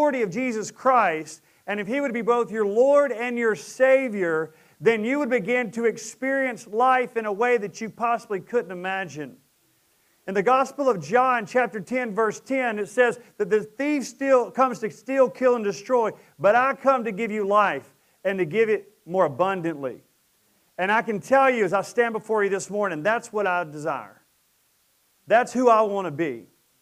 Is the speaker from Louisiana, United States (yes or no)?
yes; Presidential Estates, Fairbanks, Sterlington, Louisiana, United States; we moved from Presidential Estates over to Fairbanks, and we lived down a dirt road in a trailer